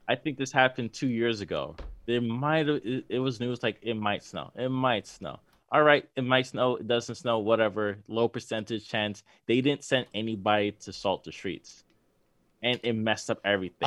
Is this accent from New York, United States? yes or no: yes; New York, United States; we're from New York.